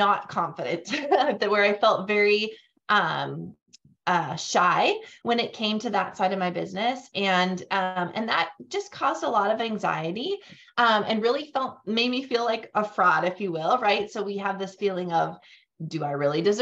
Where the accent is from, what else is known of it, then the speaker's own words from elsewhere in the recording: North Dakota, United States; moved away as an adult; also born or lived in Fargo, North Dakota / Grand Forks, North Dakota; now in Tennessee, United States; born and raised in North Dakota. I now live in Tennessee and we moved here about a year and a half ago, but otherwise I've spent my entire life in North Dakota, in both Fargo and Grand Forks